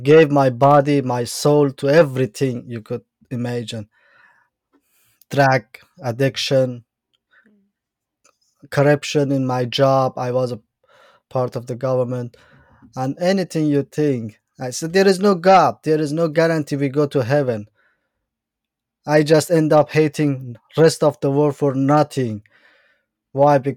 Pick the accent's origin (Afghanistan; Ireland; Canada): Afghanistan; Bamyan; English is a second language; also born or lived in Iran; Uh, basically, I'm from Afghanistan, from the mountain side of Afghanistan. There's a state named Bamiyan